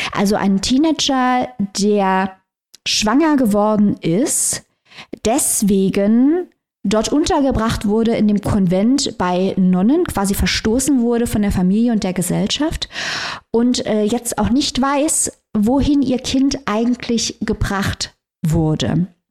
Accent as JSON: {"language": "German", "country": "Germany", "said": "wir als Deutsche"}